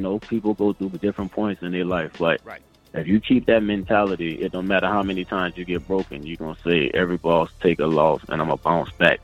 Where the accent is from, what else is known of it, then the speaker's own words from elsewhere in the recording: Charleston, South Carolina, United States; moved away as an adult; now in Atlanta, United States; Charleston, South Carolina.